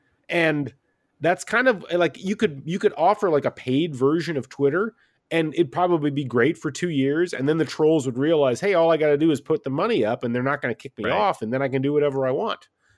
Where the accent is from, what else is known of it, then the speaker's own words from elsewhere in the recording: West Lafayette, Indiana, United States; I grew up in West Lafayette, Indiana, out in the country, and I was an IU basketball fan